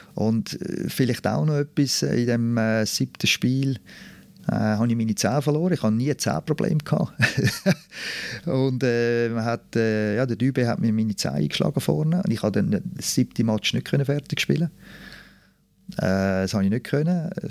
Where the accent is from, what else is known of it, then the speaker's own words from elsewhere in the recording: Zurich, Switzerland; ich bin Zürcher